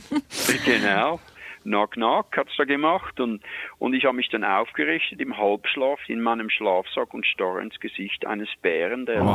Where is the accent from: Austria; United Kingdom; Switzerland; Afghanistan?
Switzerland; accent: Swiss; moved away as an adult; now in Canada; ich bin in der Schweiz geboren, ich bin gelernter Koch und kam dann hier rüber